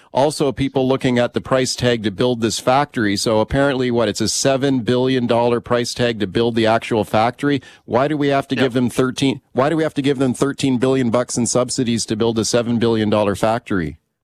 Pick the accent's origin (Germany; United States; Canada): Canada; we're all Canadian taxpayers